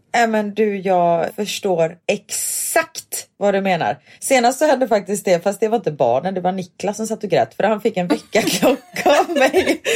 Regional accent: Gothenburg, Västra Götaland, Sweden; moved away as an adult; jag bodde här fram tills jag var 20

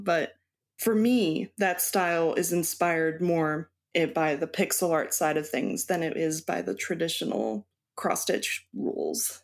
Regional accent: Baltimore, Maryland, United States; also born or lived in Mexico / Texas; now in Wisconsin, United States; I was born in Baltimore, Maryland.

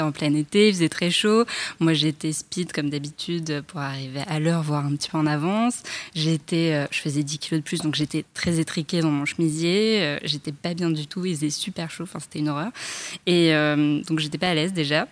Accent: Paris, Île-de-France, France; je, vis euh, en banlieue, je suis parisienne

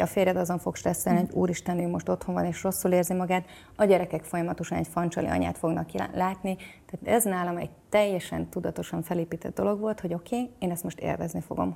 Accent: Hungary; moved away as an adult; also born or lived in Houston area, Texas, United States; now in Houston, United States; a férjem is és én is Magyarországon nőttünk fel

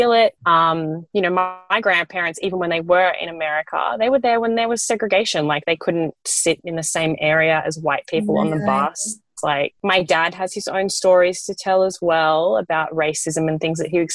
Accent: Bellingen, New South Wales, Australia; accent: Australian; also born or lived in New Zealand; where I grew up in Bellingen

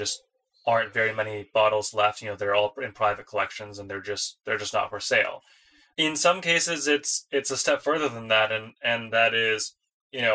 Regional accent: Detroit, Michigan, United States; moved away as an adult; I grew up in the Detroit area

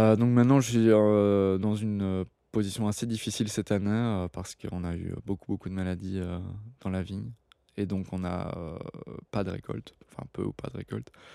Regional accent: Belgium; moved away; mon internationalité, le belge

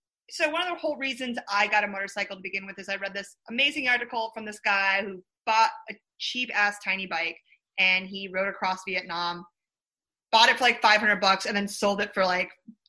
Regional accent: Midwest, United States; accent: Midwest; It's my Midwest accent.

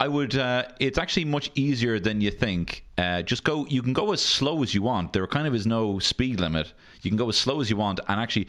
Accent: Dublin, Leinster, Ireland; I grew up on Griffith Avenue.

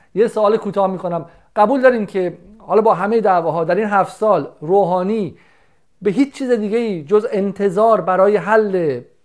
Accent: Iran; moved away; حقمه که در وطن خودم باشم

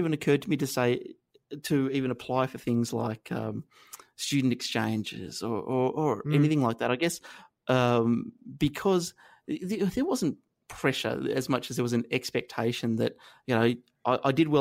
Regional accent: Inverell, New South Wales, Australia; also born or lived in Armidale, New South Wales; where I grew up in Inverell in northern New South Wales

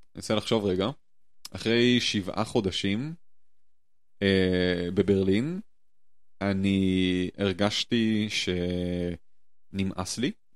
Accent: Jerusalem, Jerusalem District, Israel; moved away as an adult; now in Germany; אני בתור ירושלמי

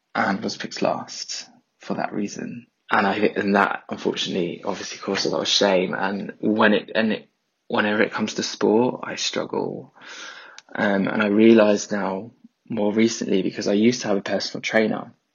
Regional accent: London, United Kingdom; I'm from South East London

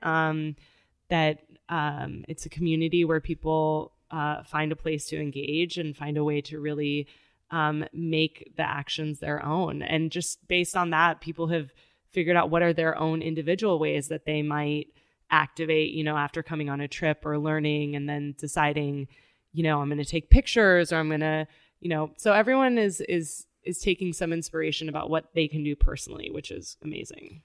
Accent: Tijuana, Baja California, Mexico; also born or lived in San Diego, California, United States; I was four, and so I was crossing the border every day to go to school

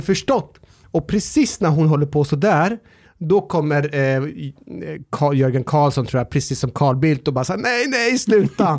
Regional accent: Norrköping, Östergötland, Sweden; när jag var liten och bodde i Norrköping

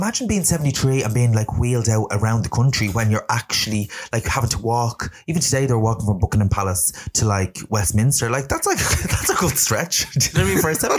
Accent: Ireland; we're Irish

